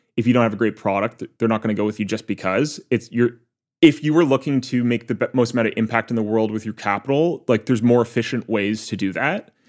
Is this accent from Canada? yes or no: yes; Waterloo, Ontario, Canada; Waterloo, my hometown